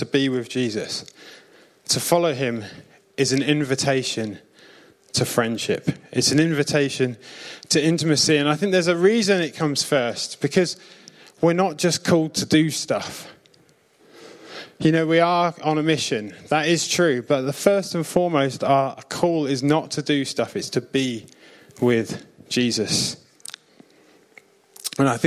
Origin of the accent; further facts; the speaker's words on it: South Coast, near Southampton, South East England, United Kingdom; I'm from the South Coast. I lived near Southampton when I was a kid